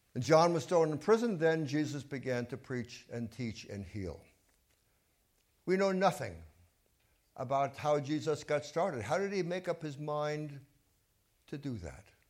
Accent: New York City, New York, United States; I grew up in Brooklyn, and I was a Dodger fan

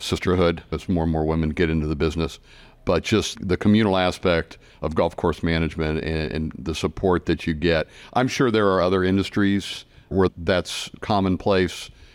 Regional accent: Midwest, United States; I'm a Midwesterner by heart and have lived there my whole life

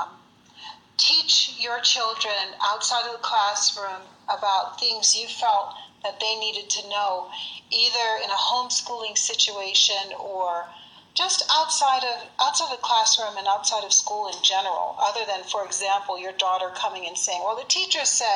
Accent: Virginia, United States; moved away as an adult; now in Colorado, United States; I was raised in Virginia.

